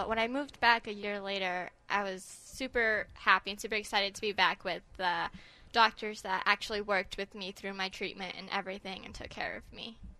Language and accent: English; Brockton, Massachusetts, United States; I'm from Brockton, Massachusetts.